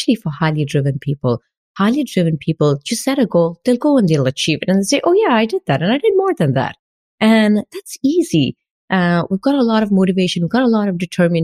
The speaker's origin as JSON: {"language": "English", "country": "India", "moved": "as an adult", "lives_now": "France", "said": "As an Indian who was working like 14 hours in an IT company in India"}